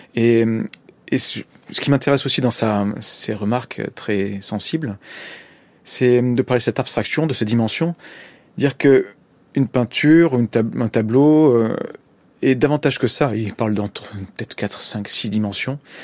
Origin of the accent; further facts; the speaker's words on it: Marseille, the Var, Provence-Alpes-Côte d'Azur, France; moved away as an adult; also born or lived in Corsica; je suis né à Marseille et j'ai vécu jusqu'à mes 20 ans à peu près dans le sud de la France, dans le Var.